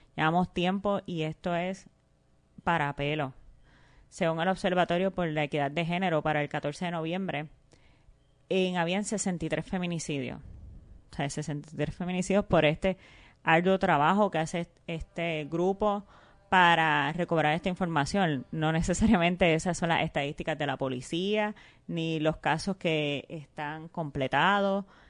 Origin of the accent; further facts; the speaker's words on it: Puerto Rico; nuestra identidad como, como puertorriqueña y puertorriqueño